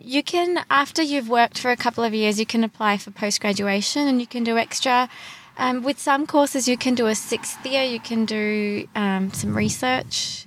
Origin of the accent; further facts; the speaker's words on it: Brisbane, Queensland, Australia; also born or lived in Sydney / Gold Coast; I grew up in Brisbane.